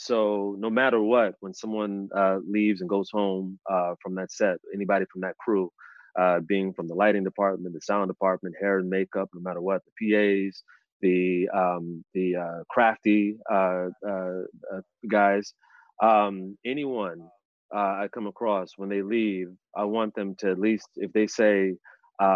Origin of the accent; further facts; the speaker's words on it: United States; I'm a Nigerian American